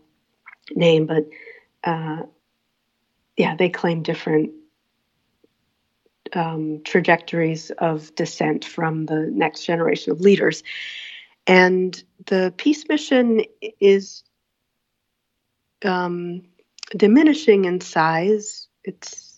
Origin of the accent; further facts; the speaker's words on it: New York City, New York, United States; the neighborhood I grew up in Queens, in Laurelton